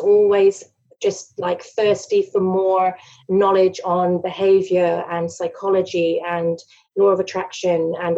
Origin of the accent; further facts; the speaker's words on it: England, United Kingdom; moved away as an adult; now in Australia; I'm originally from England, emigrated to Australia 10 years ago.